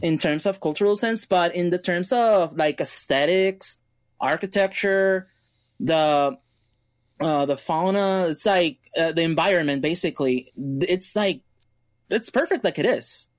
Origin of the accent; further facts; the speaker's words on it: Mexico; my hometown, my home place